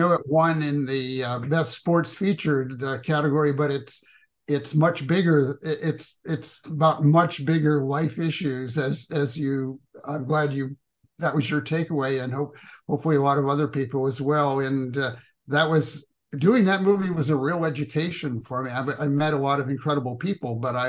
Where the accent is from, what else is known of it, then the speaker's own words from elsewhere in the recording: Louisville, Kentucky, United States; my hometown here, where I live now, Louisville, Kentucky